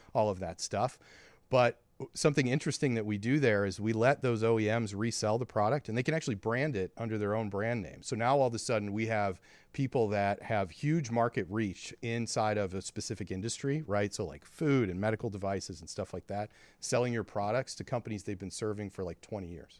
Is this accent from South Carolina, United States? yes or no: no; St. Louis, Missouri, United States; we're from Saint Louis